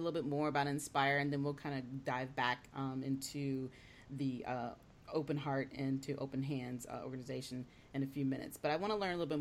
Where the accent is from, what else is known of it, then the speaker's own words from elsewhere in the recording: Davenport, Iowa, United States; now in Alexandria, United States; I'm originally from the Davenport, Iowa area, which is in the Midwest.